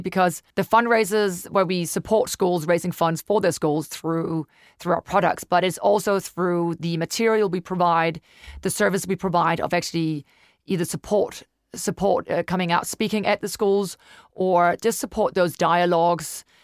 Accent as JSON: {"language": "English", "country": "Denmark", "moved": "as an adult", "lives_now": "New Zealand", "said": "I'm from Denmark, originally been in New Zealand for ten years now"}